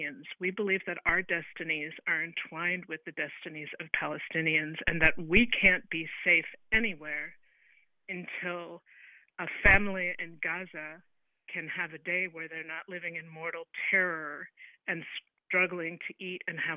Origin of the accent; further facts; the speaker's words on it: United States; I plan to live my life and raise my children and work my job here in the United States